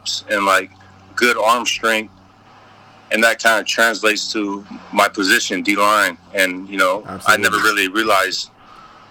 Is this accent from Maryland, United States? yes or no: no; Hawaii, United States; moved away as an adult; also born or lived in Washington / Minnesota; growing up in Hawaii